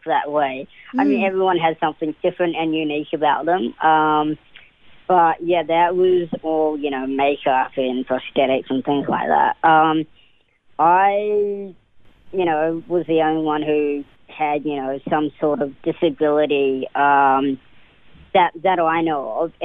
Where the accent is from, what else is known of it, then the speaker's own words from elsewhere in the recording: New Zealand; also born or lived in Auckland, New Zealand; So I was born in Auckland, New Zealand, and I was raised in, I was raised all over New Zealand. I moved around quite a bit to about the age of 13.